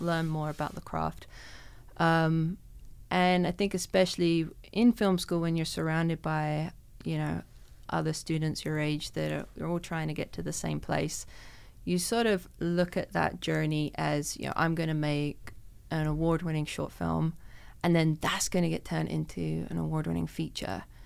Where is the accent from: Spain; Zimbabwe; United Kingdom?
United Kingdom; London; now in Canada; growing up in London